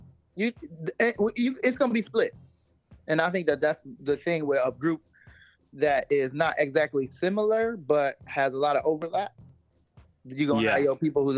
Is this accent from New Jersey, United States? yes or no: no; Cleveland, Ohio, United States; I'm from Cleveland. I'm a Cleveland fam.